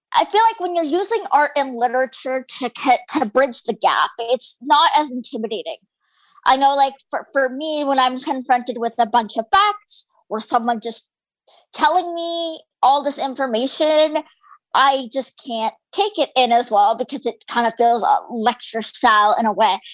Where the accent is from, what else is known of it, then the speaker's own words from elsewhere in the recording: Canada; My parents were born in India and immigrated to Canada, and I was born here